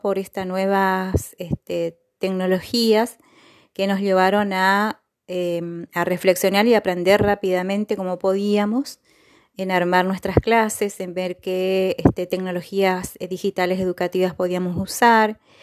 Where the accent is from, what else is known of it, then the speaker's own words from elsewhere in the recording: Gobernador Virasoro, Corrientes, Argentina; soy de Gobernador Virasoro, Corrientes